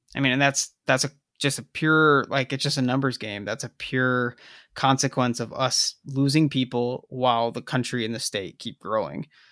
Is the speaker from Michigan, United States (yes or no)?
no; South Bend, Indiana, United States; my hometown